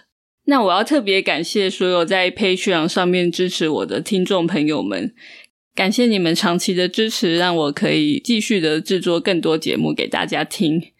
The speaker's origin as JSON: {"language": "Chinese", "country": "Taiwan", "tie": "born or raised there", "said": "我从一个土生土长的台湾人的角度，"}